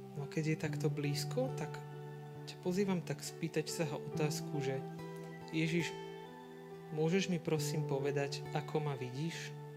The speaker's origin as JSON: {"language": "Slovak", "town": "Rybany", "region": "Trenčín Region", "country": "Slovakia", "moved": "as an adult", "lives_now": "Sereď, Slovakia", "said": "teraz mám birmovancov v Rybanoch, u nás v dedine"}